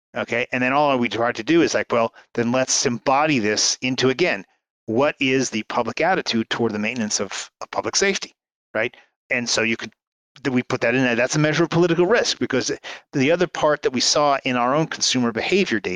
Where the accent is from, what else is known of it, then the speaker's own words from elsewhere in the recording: New York area, United States; I grew up in the New York area in the 1970s